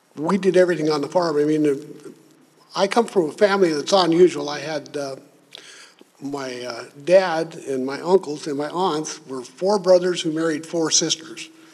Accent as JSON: {"language": "English", "region": "Minnesota", "country": "United States", "tie": "born or raised there", "said": "grew up in Minnesota on a farm as a kid, and we didn't have running water until I was six years old."}